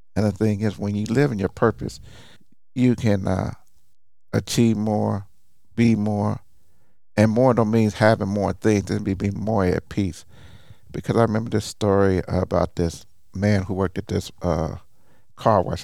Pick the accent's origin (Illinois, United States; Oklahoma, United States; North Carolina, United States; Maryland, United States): Oklahoma, United States; Tulsa; I'm originally from Tulsa, Oklahoma